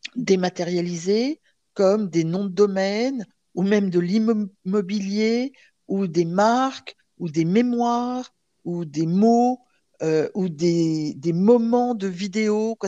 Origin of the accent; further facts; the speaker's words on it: Provence-Alpes-Côte d'Azur, France; je suis, je suis une provençale. Hein. je, mes racines, je considère provençale. Et on, a la chance en Provence de grandir sans s'en rendre compte avec la crèche